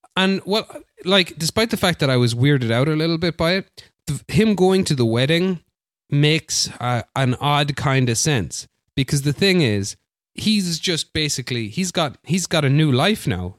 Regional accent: Barcelona, Catalonia, Spain; my hometown, Barcelona

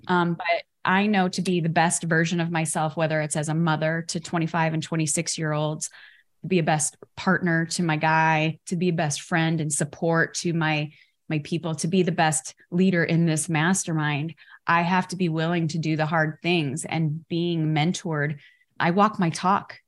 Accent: Chicago, Illinois, United States; I grew up in Chicago

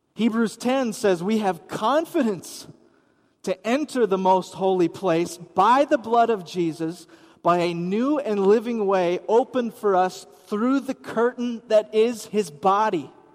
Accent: Wisconsin, United States; I grew up in Wisconsin

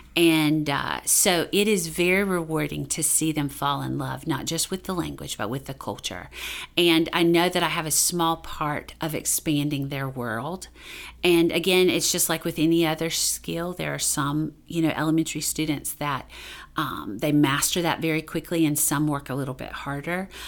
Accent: Duplin County, Eastern North Carolina, United States; I grew up in Eastern North Carolina. Um, in Duplin County.

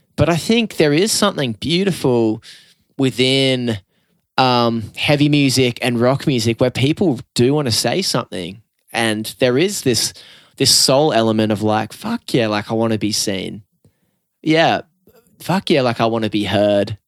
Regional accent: Newcastle, New South Wales, Australia; growing up in the Newcastle rock and roll scene

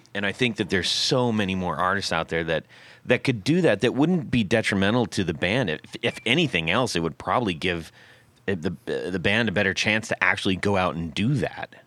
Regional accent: West Coast, United States; growing up on the West Coast

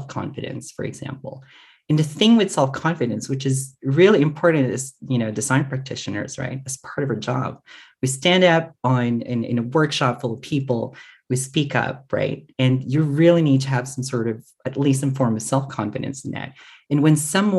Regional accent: Philippines; moved away as an adult; also born or lived in Singapore; now in Canberra, Australia; It was mostly my part of my identity, which is being a Filipino

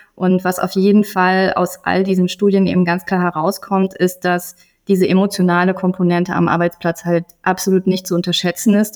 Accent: Gießen, Hesse, Germany; meiner Heimatstadt Gießen

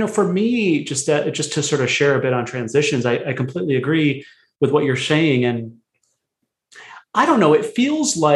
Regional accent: United States; I was born in America, but my family's from India originally

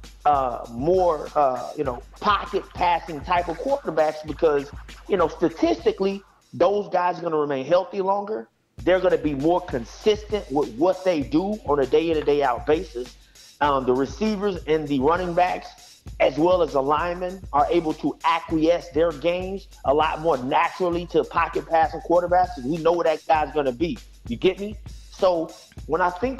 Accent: Houston, Texas, United States; I'm from Houston

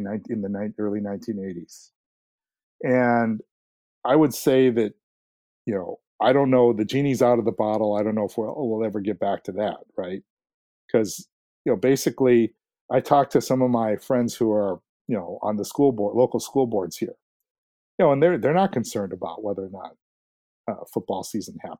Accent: Ames, Iowa, United States; now in Minnesota, United States; I was born and raised in Ames, Iowa, which is the home of Iowa State University

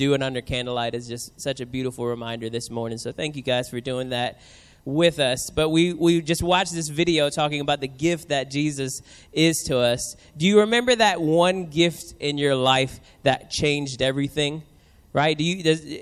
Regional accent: New Orleans, Louisiana, United States; now in San Diego, United States; I grew up in New Orleans

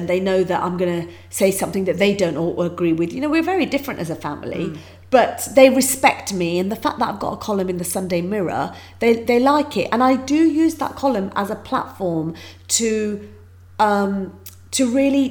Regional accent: United Kingdom; my life story growing up in Britain is very different to most people's

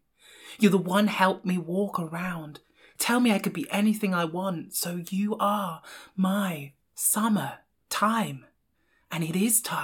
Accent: England, United Kingdom; I am the English rose sandwiched between two Scottish thistles

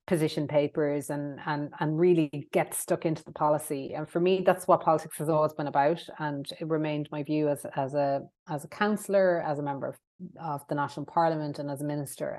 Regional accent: Ireland

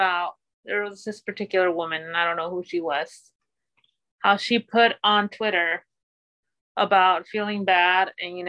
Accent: Mexico; born or raised there; now in United States

